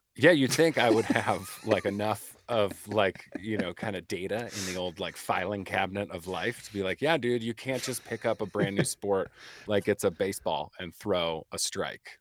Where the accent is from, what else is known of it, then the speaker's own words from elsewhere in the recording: Midwest, United States; growing up in the Midwest, right, like, as a pool rat in the summer